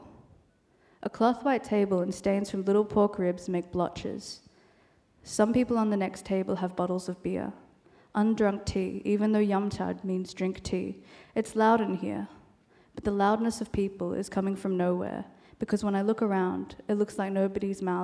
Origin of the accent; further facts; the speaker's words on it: Australia; first language Cantonese; English is a second language; Cantonese is my first language, though I was born in Australia